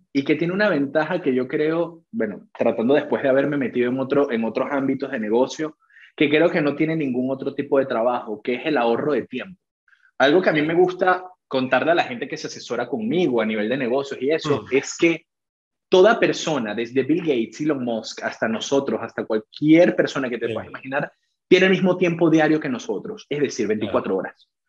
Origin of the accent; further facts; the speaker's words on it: Venezuela; soy venezolano, también con la nacionalidad española. Y bueno, soy psicólogo de profesión, licenciado en psicología, aquí mismo en Caracas